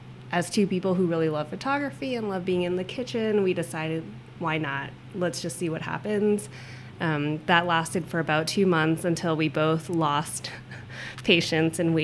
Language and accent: English; Toronto, Ontario, Canada; now in Seattle, United States; I'm originally from Toronto, so it snows a lot